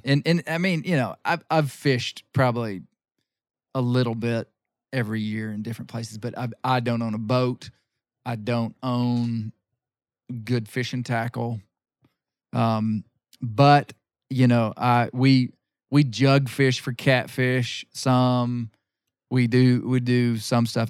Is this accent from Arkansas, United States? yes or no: yes; Arkansas, United States; grew up here in Arkansas